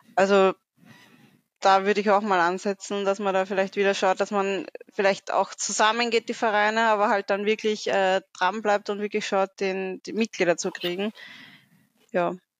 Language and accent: German; Austria; bei uns in Österreich